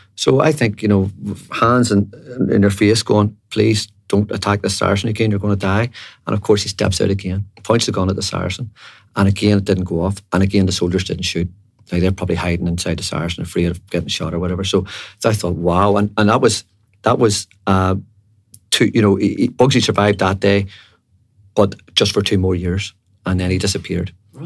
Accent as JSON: {"language": "English", "town": "Belfast", "region": "Northern Ireland", "country": "United Kingdom", "tie": "born or raised there", "said": "I was from Andersonstown in West Belfast, and when I was growing up, there were two lads from really my estate"}